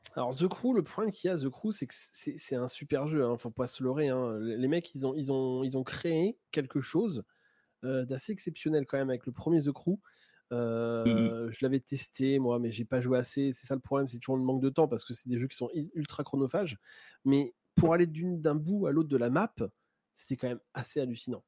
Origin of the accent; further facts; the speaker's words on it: Normandy, France; je suis normand d'origine